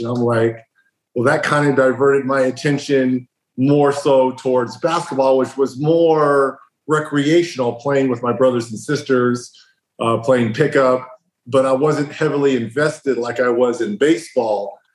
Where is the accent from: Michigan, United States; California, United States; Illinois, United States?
California, United States; Riverside; Growing up in Riverside, California